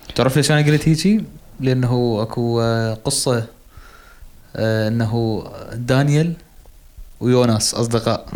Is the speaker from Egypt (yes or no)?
no; Iraq; إحنا كنا العراقيين الوحيدين